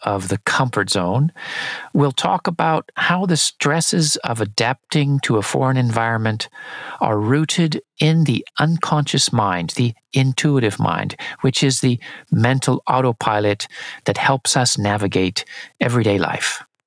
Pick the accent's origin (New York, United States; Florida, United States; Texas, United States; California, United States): California, United States; San Diego; just south of my hometown in San Diego, in California